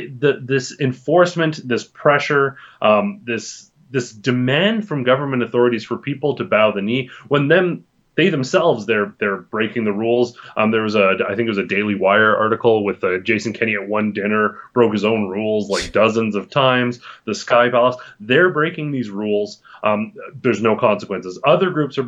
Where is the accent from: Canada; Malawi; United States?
Canada; we as a Canadian society